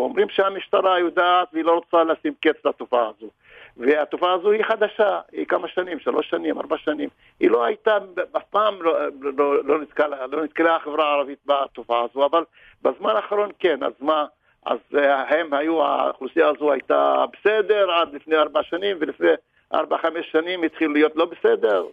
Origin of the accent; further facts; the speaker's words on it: Israel; אני ערבי ישראלי